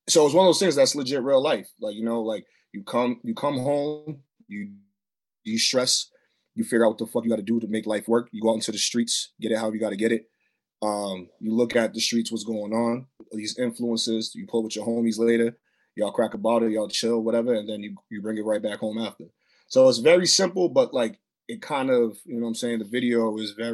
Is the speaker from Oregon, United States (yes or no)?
no; Boston, Massachusetts, United States; I'm from Boston, but you know, Mattapan is where I'm from